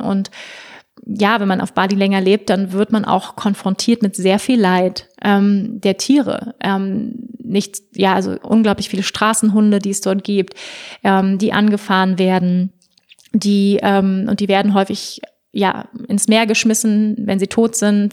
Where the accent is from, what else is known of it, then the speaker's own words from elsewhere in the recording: Germany; bei uns in Deutschland